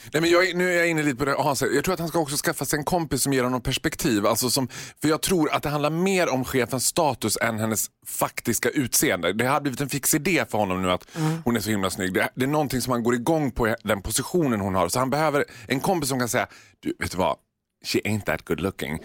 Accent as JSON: {"language": "Swedish", "country": "Sweden"}